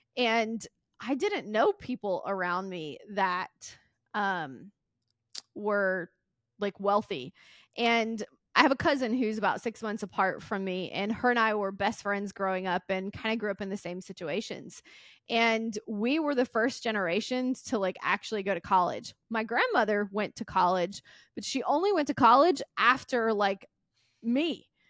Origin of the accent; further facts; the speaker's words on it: Mississippi, United States; I grew up in Mississippi, super poor